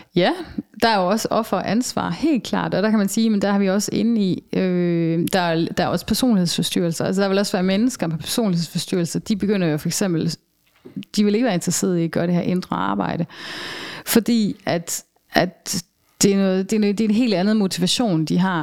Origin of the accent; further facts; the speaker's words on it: Denmark; moved away; also born or lived in southern Germany; som vi kender det herhjemme